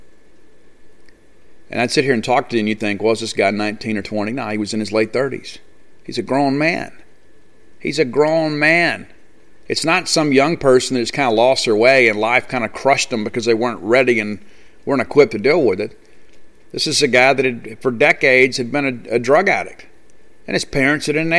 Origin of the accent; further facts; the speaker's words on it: South Mississippi, United States; I'm from South Mississippi